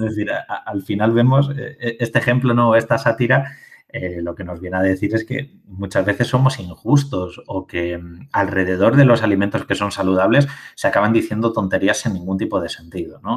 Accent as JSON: {"language": "Spanish", "town": "Albacete", "region": "Castilla-La Mancha", "country": "Spain", "said": "yo hablaré en castellano, eh, que, soy de Albacete"}